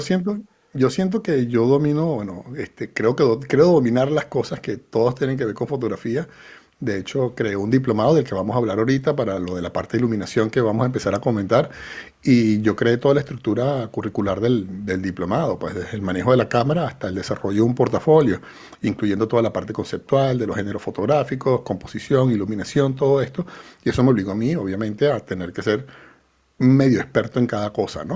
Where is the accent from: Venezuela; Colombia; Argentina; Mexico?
Venezuela; now in Spain; Yo soy venezolano